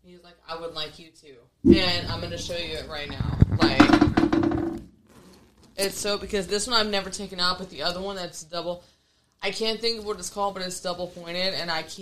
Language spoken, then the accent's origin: English; Arlington, Texas, United States; also born or lived in Fort Worth, Texas; I was born and raised in Arlington, Texas.